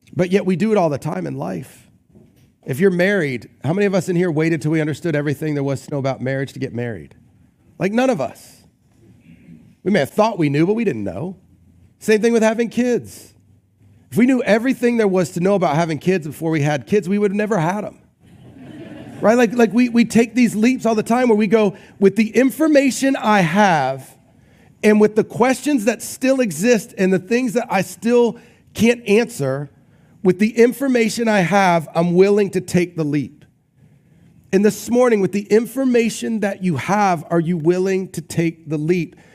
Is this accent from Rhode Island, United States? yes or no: yes; Newport, Rhode Island, United States; when I was growing up, um, we grew up in Newport, Rhode Island, and so near the beach